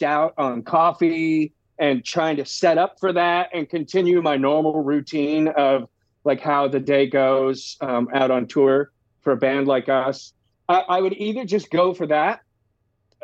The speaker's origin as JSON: {"language": "English", "town": "Orlando", "region": "Florida", "country": "United States", "tie": "born or raised there", "moved": "as an adult", "lives_now": "Los Angeles, United States", "said": "I was growing up in Orlando"}